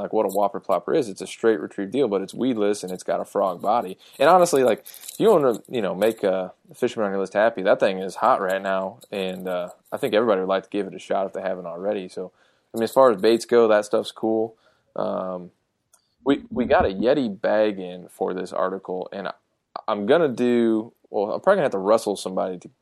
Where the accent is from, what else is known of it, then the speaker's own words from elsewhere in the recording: Ohio, United States; moved away; when I growing up in Ohio, I had insulated boots